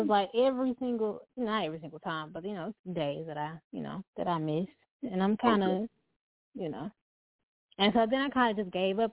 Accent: Dallas-Fort Worth, Texas, United States; I'm from DFW

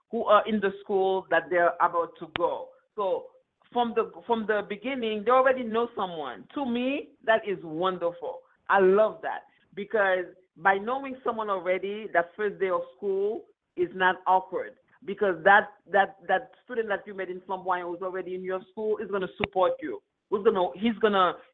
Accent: Queens, New York, United States; I grew up in Queens, so I wasn't in Brooklyn.

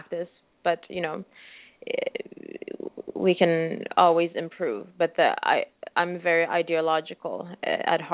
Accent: Sweden; moved away as an adult; also born or lived in New York, United States; I'm originally from Eritrea, but then I was born in Sweden

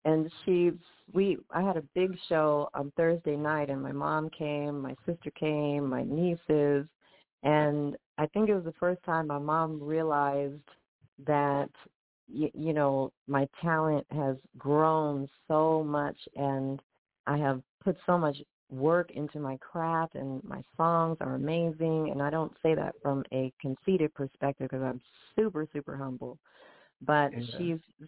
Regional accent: San Francisco, California, United States; moved away as an adult; also born or lived in Los Angeles; now in Las Vegas, United States; I grew up in San Francisco

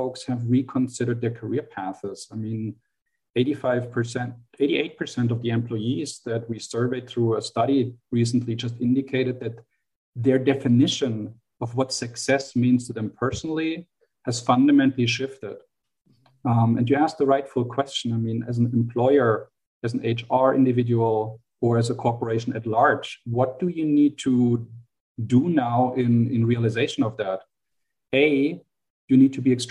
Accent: Germany; accent: German; English is a second language; moved away; my German accent gives me away, I have an upbringing, an educational upbringing in Germany.

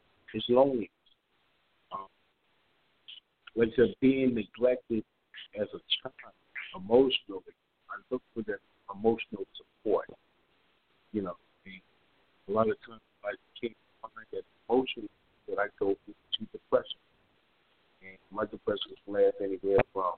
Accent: Wilmington, Delaware, United States; moved away as an adult; now in Dallas, United States; I'm 56 years old, and I was born in Wilmington, Delaware. I just recently moved to the Dallas area 14 months ago

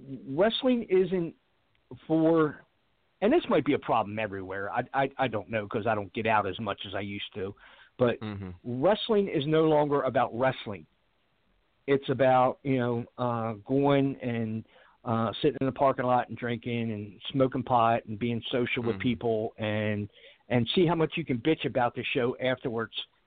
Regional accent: Baltimore, Maryland, United States; I'm from Baltimore

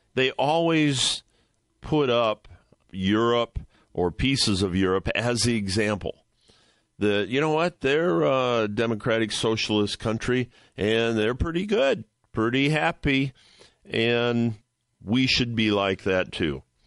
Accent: Ohio, United States; I'm from Ohio

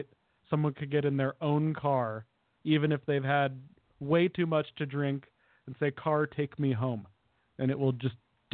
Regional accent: Denver, Colorado, United States; also born or lived in Minneapolis, Minnesota; now in Ventura, United States; I grew up in Denver, so, and I was born in Minneapolis in the winter.

